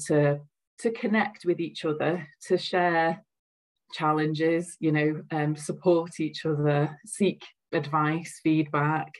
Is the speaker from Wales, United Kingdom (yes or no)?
no; Liverpool, North West England, United Kingdom; accent: Scouse; I don't think I've got a very strong accent, but I'm a Scouser